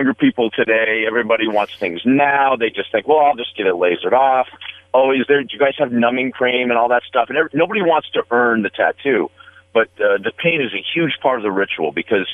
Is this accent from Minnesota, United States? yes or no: no; Las Vegas, Nevada, United States; growing up in Vegas when I did